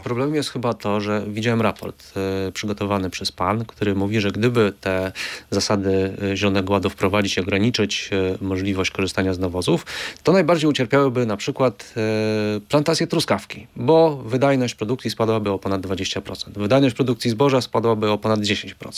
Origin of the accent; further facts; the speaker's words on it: Lublin Voivodeship, Poland; Ja też jestem z Lubelszczyzny. Ja pamiętam, jak moja rodzina jeszcze w latach 80. właśnie, jeżeli było pole do zaorania, no to był koń